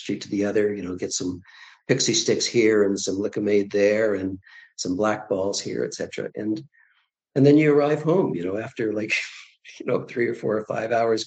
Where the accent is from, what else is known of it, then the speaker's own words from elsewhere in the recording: Toronto, Ontario, Canada; also born or lived in Prince Edward Island; Toronto. I was born in Toronto in 1955 and my parents were from Toronto as well.